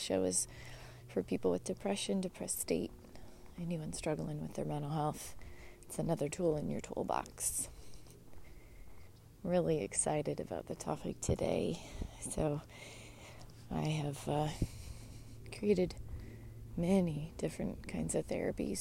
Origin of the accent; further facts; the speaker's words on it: United States; being an American